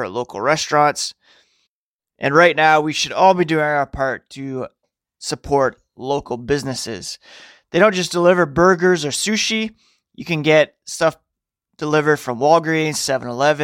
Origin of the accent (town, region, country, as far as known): Ottawa, Ontario, Canada; born or raised there; also born or lived in North York, Ontario